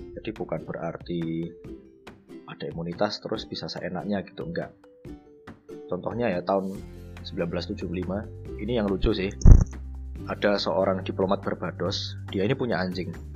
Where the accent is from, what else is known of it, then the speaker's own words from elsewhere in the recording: Java, Indonesia; kita orang Jawa